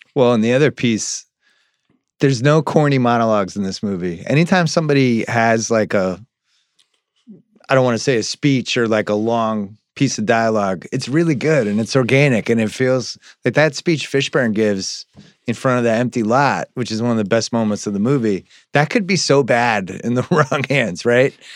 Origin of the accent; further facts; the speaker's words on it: New England, United States; growing up in New England